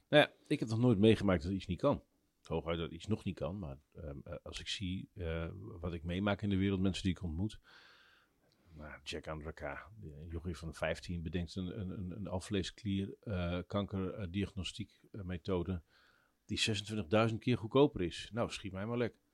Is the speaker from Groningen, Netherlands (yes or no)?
no; Drenthe, Netherlands; ik ben opgegroeid in Drenthe in de buurt van het grootste hunebed